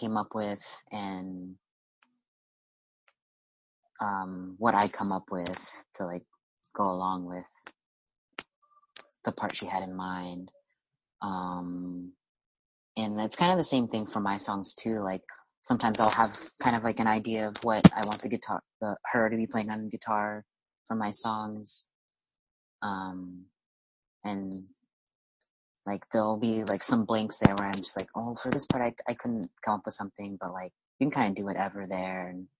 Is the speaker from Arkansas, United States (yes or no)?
yes; Arkansas, United States; I grew up in Arkansas